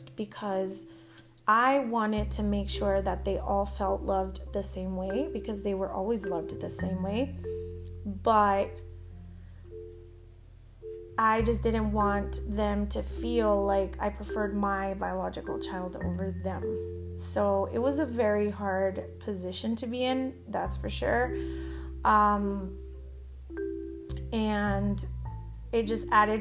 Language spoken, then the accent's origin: English; El Paso, Texas, United States; moved away as an adult; also born or lived in Arlington, Texas; I'm from El Paso, Texas. We moved to Arlington in Dallas